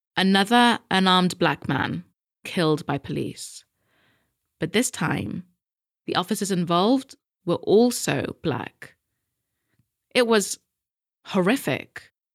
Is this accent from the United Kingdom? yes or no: yes; United Kingdom; us Brits